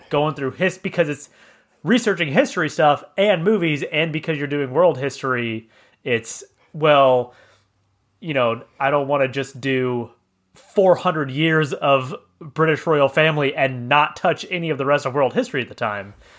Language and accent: English; Cheney, Kansas, United States; also born or lived in Wichita, Kansas; we moved to Cheney from Wichita in two thousand, and I was, I was seven and Micah was five.